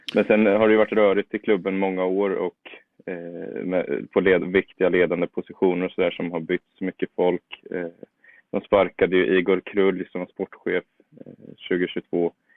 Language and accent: Swedish; Motala, Östergötland, Sweden; also born or lived in Norrköping; Jag är ju från Norrköpingstrakten från början. Sen flyttade vi med familjen till eh, Motala, så växte jag väl stora delar upp där.